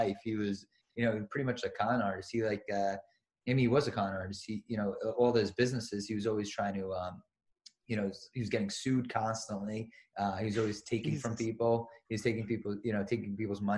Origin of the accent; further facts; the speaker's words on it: Long Island, New York, United States; I grew up in Long Island